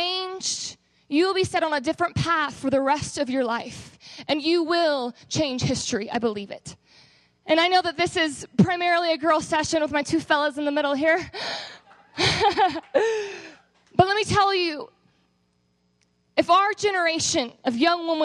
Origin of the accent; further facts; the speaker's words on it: Texas, United States; moved away as an adult; I am actually from Texas